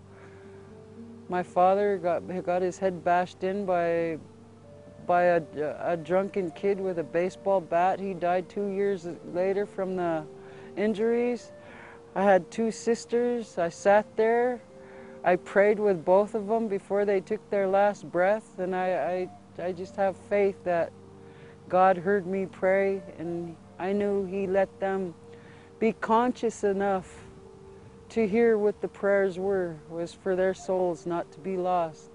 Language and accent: English; Fort Belknap Indian Reservation, north central Montana, United States; I'm from the Fort Belknap Indian Reservation in north central Montana. I grew up pretty much impoverished